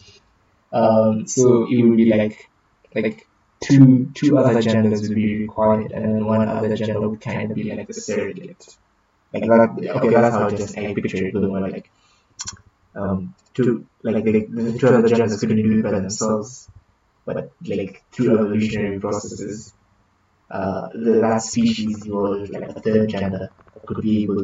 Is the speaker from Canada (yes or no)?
yes; Canada; because we're Canadian.